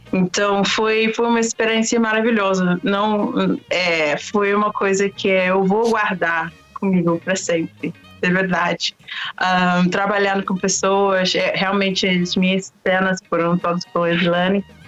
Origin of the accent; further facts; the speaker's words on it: London, United Kingdom; moved away as an adult; also born or lived in Oxford, United Kingdom / Washington, D.C., United States / Peru; nasci, nasci em Londres, em um bairro super humilde